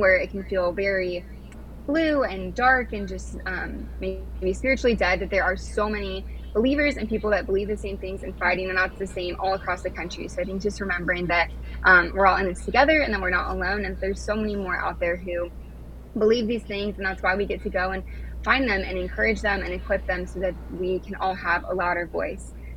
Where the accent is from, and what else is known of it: California, United States; moved away as an adult; now in Washington DC, United States